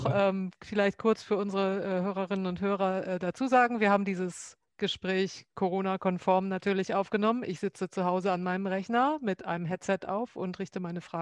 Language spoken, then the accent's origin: German; Northern Germany, Germany; now in Rheinbach, Germany; Ich komme ja auch aus Norddeutschland, ähm, fühle mich aber inzwischen auch absolut heimisch hier.